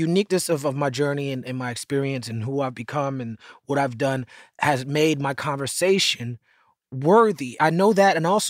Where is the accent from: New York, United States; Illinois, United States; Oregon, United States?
New York, United States; New York City; I'm from Midtown.